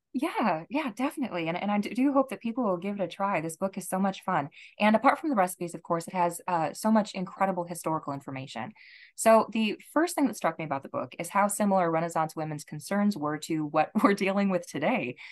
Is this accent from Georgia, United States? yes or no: no; Rochester, Minnesota, United States; I come from Rochester, Minnesota